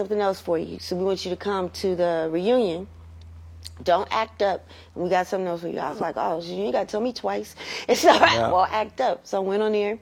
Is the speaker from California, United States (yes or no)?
yes; Los Angeles, California, United States; Born and raised in L.A., basically in the Crenshaw District.